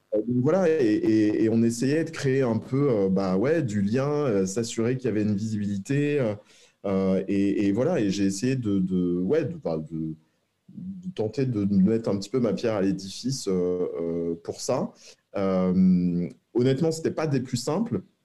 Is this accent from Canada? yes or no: no; Rueil-Malmaison, Île-de-France, France; also born or lived in Versailles; je suis né à Versailles, j'ai grandi à Rueil-Malmaison